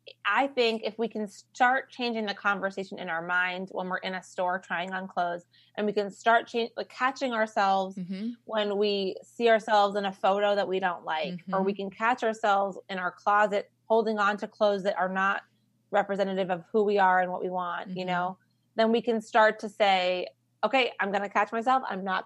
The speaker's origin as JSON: {"language": "English", "region": "New York", "country": "United States", "said": "I'm from New York."}